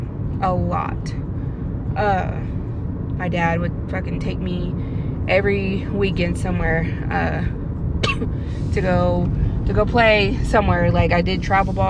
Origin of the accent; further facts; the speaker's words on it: Westville, Oklahoma, United States; moved away as an adult; I grew up in Westville